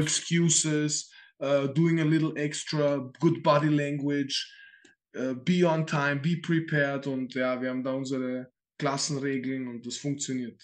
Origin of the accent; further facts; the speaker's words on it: Vienna, Austria; ich werde den Vollwiener raushängen lassen